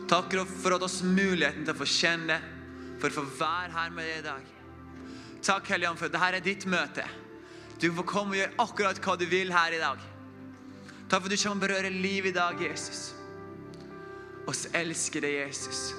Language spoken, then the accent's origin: Norwegian; Oppdal, Trøndelag, Norway; Jeg er fra Oppdal, samme som, som Inge. Inge er sånn ordentlig oppdaling. Jeg er sånn halvt oppdaling. Jeg fikk kommentar tidligere her at det høres jo ikke ut som en oppdaling her. Så jeg prøver å holde dialekta litt på plass.